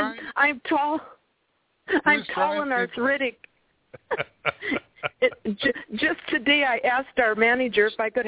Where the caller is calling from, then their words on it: Wisconsin, United States; calling from Wisconsin.